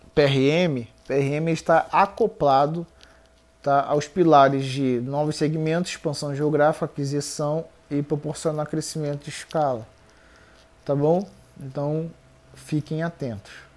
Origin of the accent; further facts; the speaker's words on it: Rio de Janeiro, Brazil; Eu sou do Rio, na verdade.